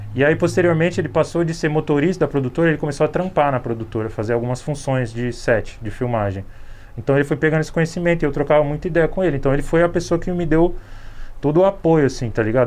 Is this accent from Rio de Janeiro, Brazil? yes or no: no; São Paulo, Brazil; sou do Capão Redondo